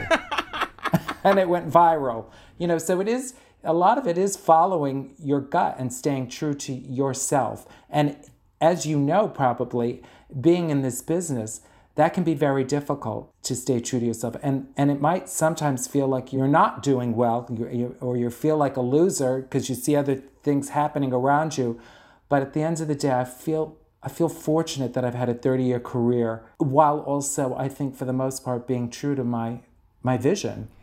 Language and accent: English; New York City, New York, United States; accent: Bronx; my horrible Bronx accent